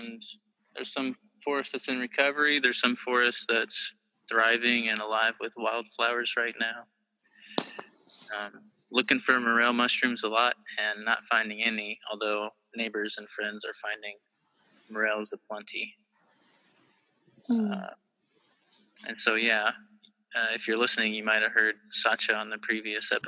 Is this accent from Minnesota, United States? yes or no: no; Kentucky, United States; moved away as an adult; I am from Kentucky originally